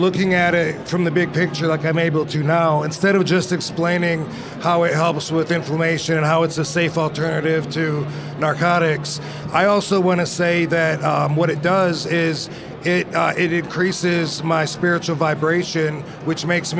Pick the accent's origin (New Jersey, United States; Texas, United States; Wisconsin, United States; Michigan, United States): Michigan, United States; In Michigan.